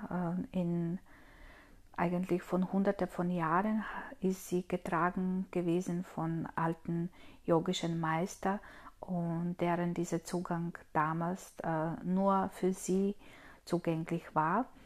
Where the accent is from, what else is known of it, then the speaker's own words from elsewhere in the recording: Croatia; now in Austria; Ursprünglich komme ich aus Kroatien und wohne ich aber in Österreich.